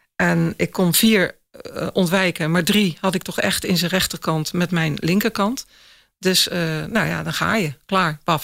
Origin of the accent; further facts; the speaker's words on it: Axel, Zeeland, Netherlands; Ik kom uit Zeeuws-Vlaanderen, uit Axel